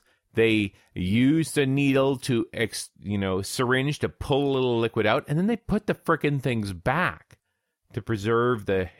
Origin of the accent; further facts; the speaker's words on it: Canada; I, as a Canadian